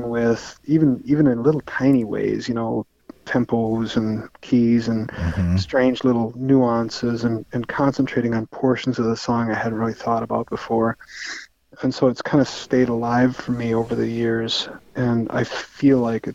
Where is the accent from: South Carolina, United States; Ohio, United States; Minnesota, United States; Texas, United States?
Minnesota, United States; Austin; now in Duluth, United States; growing up in Austin